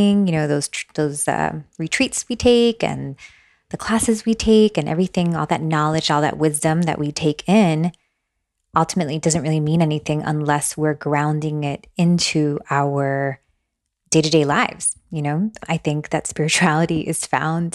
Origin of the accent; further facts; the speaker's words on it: Miami, Florida, United States; moved away as an adult; also born or lived in Long Branch, New Jersey; now in Asheville, United States; I'm from Miami. My parents brought us here. Actually, I was born in New Jersey, Long Branch, New Jersey